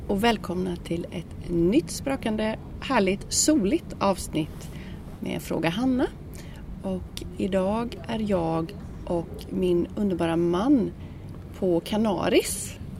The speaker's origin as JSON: {"language": "Swedish", "country": "Sweden", "said": "vi kommer ju från Sverige"}